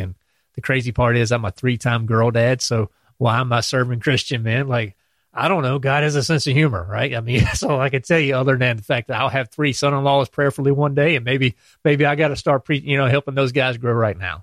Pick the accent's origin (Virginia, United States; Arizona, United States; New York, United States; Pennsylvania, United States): Virginia, United States; Clarksville; moved away as an adult; also born or lived in Norfolk, Virginia; now in North Carolina, United States; I'm from Virginia, um, little town called Clarksville, right across the line.